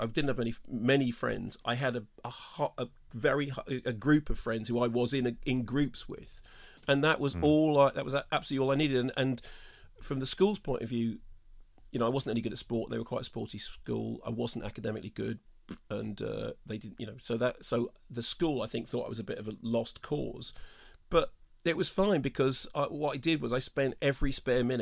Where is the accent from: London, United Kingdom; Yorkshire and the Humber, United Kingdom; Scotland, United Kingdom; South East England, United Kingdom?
London, United Kingdom; I grew up in North London, although apparently technically I didn't